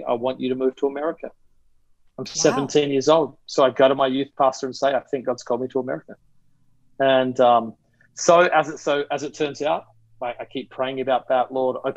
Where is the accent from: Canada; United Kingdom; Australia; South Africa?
Australia; moved away as an adult; now in New York City, United States; So I'm originally from Australia. I grew up there, lived there till I was 20